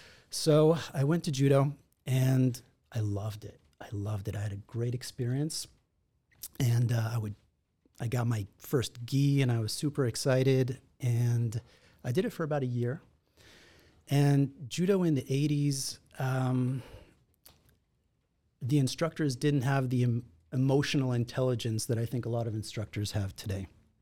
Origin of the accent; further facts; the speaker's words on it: Israel; also born or lived in Los Angeles, United States; And so I grew up in Israel, actually. I was born here in Los Angeles, but when I was 8 or 9 months old, I moved to Israel. And that's where I spent most of my youth.